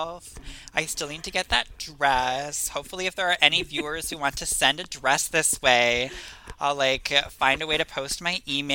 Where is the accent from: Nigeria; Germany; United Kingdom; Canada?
Canada; Prince Edward Island; I'm from Prince Edward Island